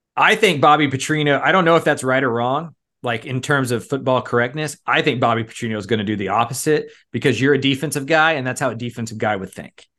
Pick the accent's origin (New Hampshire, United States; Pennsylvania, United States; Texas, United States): Texas, United States; Houston; growing up in Houston